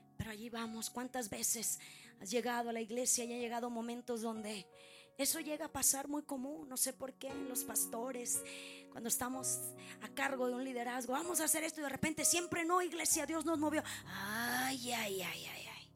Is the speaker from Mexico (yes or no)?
yes; Mexico; como buena mexicana